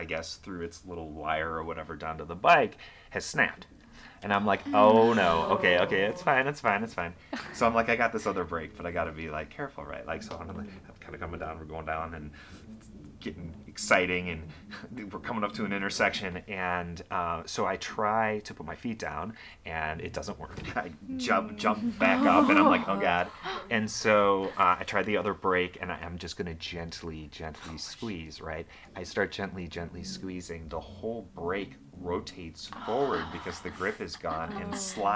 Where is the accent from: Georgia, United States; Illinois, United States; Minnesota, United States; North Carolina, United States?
Illinois, United States; Libertyville; when I was growing up in Libertyville